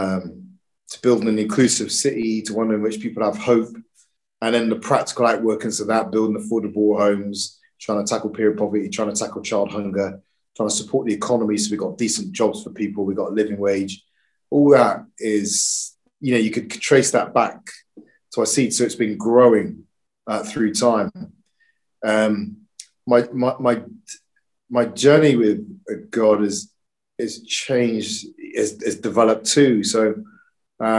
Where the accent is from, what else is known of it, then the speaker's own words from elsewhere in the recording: Bristol, South West England, United Kingdom; I moved from Lawrence Weston, which is a big housing estate on the edge of Bristol, to Eastern, I went to St. Nicholas, which is a Catholic primary school